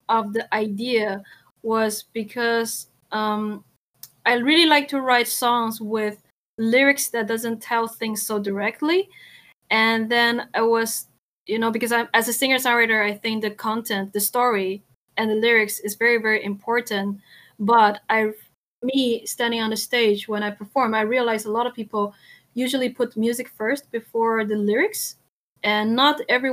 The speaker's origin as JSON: {"language": "English", "country": "Taiwan", "moved": "yes", "lives_now": "Netherlands", "said": "I'm originally from Taiwan, but I'm now based in, well, I'm actually right now in Taiwan, but I'm usually based in the Netherlands"}